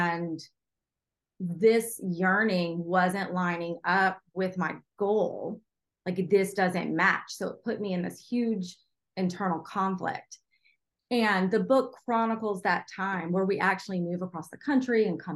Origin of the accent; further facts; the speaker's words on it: Charleston, South Carolina, United States; my hometown of Charleston